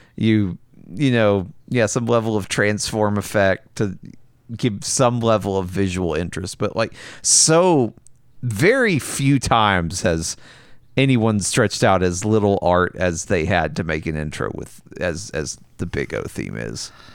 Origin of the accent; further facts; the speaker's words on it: the South, United States; I'm from the South